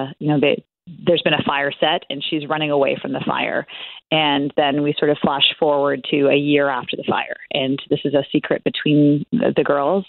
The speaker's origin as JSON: {"language": "English", "town": "Toronto", "region": "Ontario", "country": "Canada", "also_born_or_lived": "small escarpment town, Canada", "moved": "yes", "said": "I'm originally from the Toronto area and now live in a very small town."}